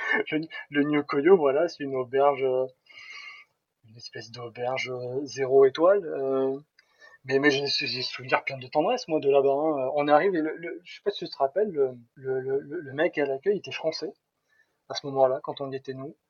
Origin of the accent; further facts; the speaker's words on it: Nice, Provence-Alpes-Côte d'Azur, France; moved away as an adult; also born or lived in Toulouse; je quittais ma Côte d'Azur natale pour aller direction Toulouse